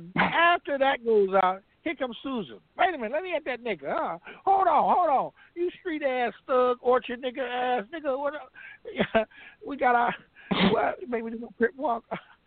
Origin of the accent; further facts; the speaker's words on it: Compton, California, United States; I'm a nigga from Compton